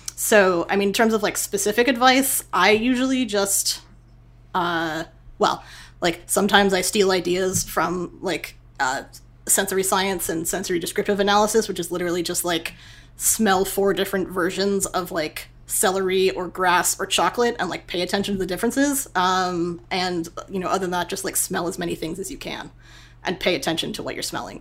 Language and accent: English; Boston, Massachusetts, United States; moved away; also born or lived in New York / California; I'm a I'm a northeasterner. I grew up in Boston and then like moved to New York